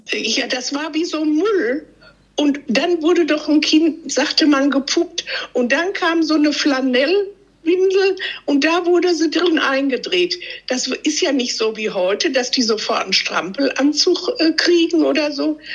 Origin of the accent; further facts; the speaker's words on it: Belarus; moved away; Ich komme ja ganz ursprünglich aus Weißrussland, aus der Sowjetunion, aus der ehemaligen. Das heißt, als ich klein war, ich bin 85 geboren